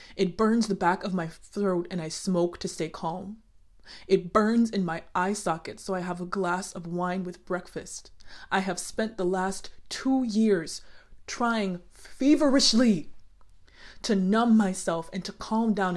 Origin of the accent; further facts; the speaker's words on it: United States; I am Black American